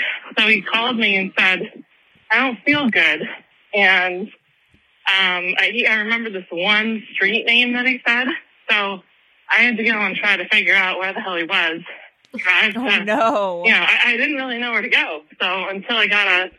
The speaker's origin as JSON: {"language": "English", "region": "Massachusetts", "country": "United States", "said": "I'm from Massachusetts"}